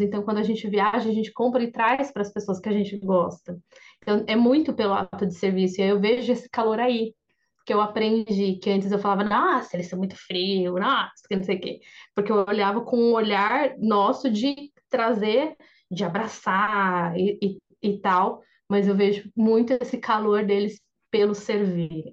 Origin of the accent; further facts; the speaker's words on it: Brazil; now in Japan; eu sou brasileira